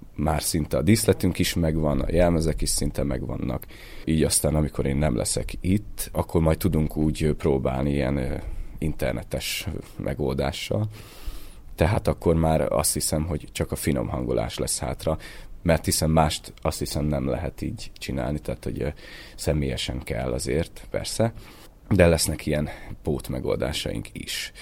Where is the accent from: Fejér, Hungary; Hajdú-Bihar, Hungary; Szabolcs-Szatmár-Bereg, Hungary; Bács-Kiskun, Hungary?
Hajdú-Bihar, Hungary; Debrecen; moved away; also born or lived in Budapest; Debreceni születésű vagyok